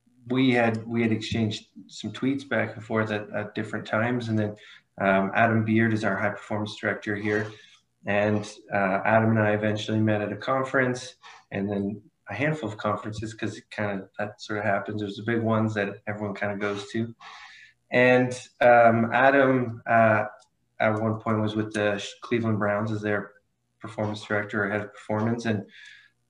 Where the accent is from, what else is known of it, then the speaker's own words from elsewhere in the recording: small town outside of Ottawa, Ontario, Canada; moved away as an adult; also born or lived in Toronto; now in United States; I'm Canadian. I'm new to living in the States. I grew up in a small town outside of Ottawa, which is the capital